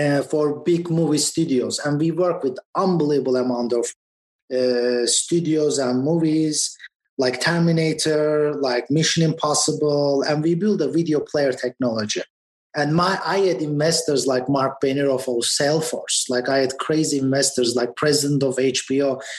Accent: Istanbul, Turkey; moved away as an adult; also born or lived in Boston, United States; now in United States; I went to the best schools in my country. I was born in Boston, and we moved back to Istanbul, and I lived there for 20 years and moved back to US 10 years ago

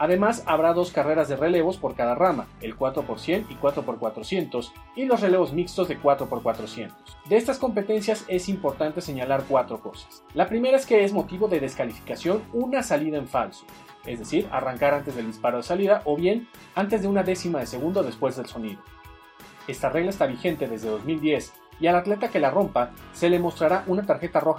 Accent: Mexico; esto es Tiro Parabólico. Soy un periodista mexicano con 18 años de experiencia

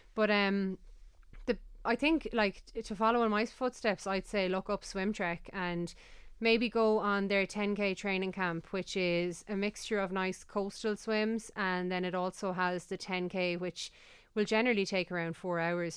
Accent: Galway, Connacht, Ireland; I'm from Galway

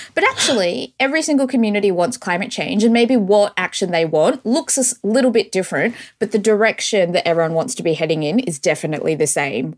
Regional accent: Australia; growing up in Australia

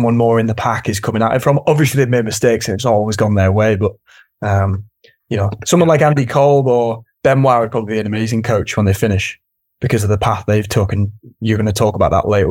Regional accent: United Kingdom; As a Brit

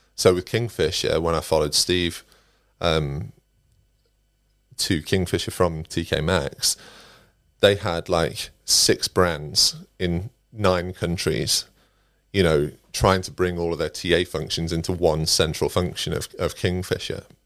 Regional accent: Derbyshire, East Midlands, United Kingdom; moved away as an adult; also born or lived in Nottingham; I'm originally from Derbyshire, um, and I started my career in recruitment in Nottingham. I moved to Nottingham when I was about 21

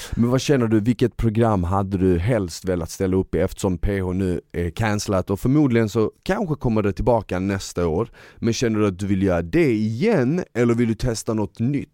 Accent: Malmö, Skåne, Sweden; Jag växte upp i Malmö

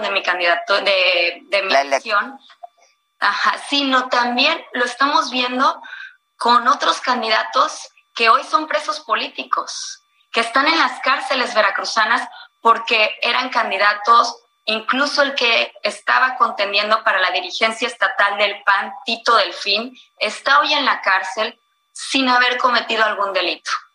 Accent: Mexico

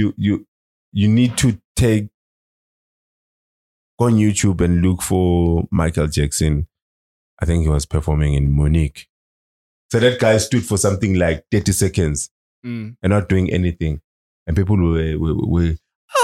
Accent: Manzini, Eswatini; I'm from Manzini

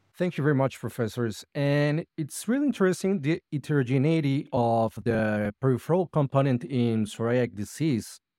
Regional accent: Medellín, Antioquia, Colombia; I'm a rheumatologist from Medellín, Colombia

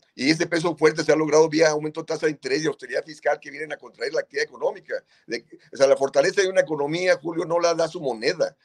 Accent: Mexico; en nuestro país

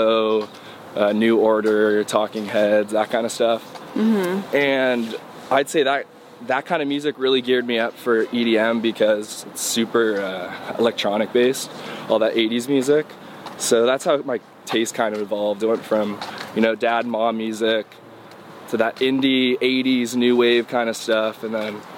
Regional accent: Newport Beach, California, United States; hometown is Newport Beach, California

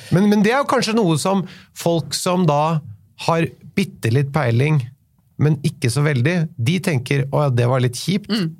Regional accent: Oslo, Norway

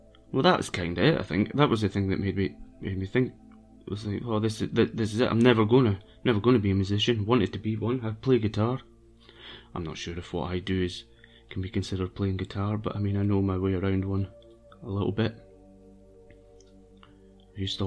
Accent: Brechin, Scotland, United Kingdom; also born or lived in Edinburgh / Dunkeld, Perthshire; now in London, United Kingdom; my hometown, Brechin

